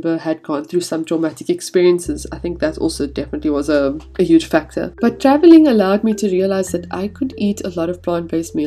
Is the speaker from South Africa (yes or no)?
yes; South Africa; moved away as an adult; we grew up in South Africa